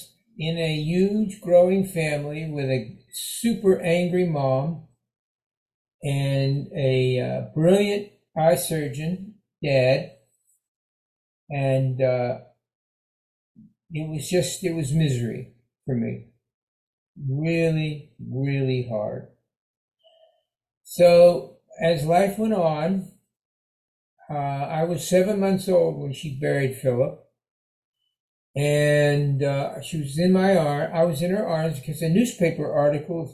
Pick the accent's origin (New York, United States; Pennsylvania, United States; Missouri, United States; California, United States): Pennsylvania, United States; Pittsburgh; I'm from Pittsburgh.